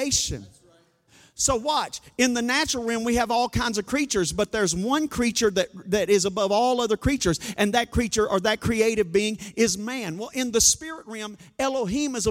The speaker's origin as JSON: {"language": "English", "region": "Arkansas", "country": "United States", "said": "we're from Arkansas"}